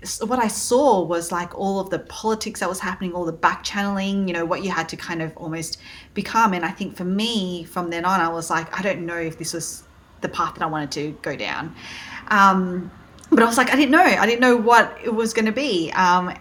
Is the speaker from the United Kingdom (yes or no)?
no; Sydney, New South Wales, Australia; accent: Aussie; also born or lived in Malaysia; now in New York, United States; my parents are originally from Malaysia, took us over to Australia, Sydney, Australia, when I was pretty much a baby. So you can tell from my accent, I'm very, very Aussie.